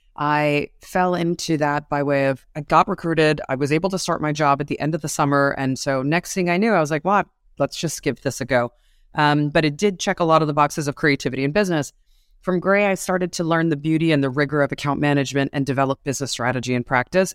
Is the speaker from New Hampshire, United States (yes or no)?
no; New York City, New York, United States; I'm a New Yorker. Um, I have been raised on the mean streets of the, uh, Manhattan cities through the eighties